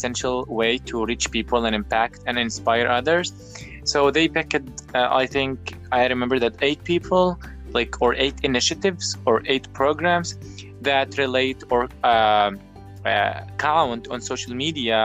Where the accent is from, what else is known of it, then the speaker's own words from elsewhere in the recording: Tripoli, Tripoli District, Libya; I am from Tripoli, Libya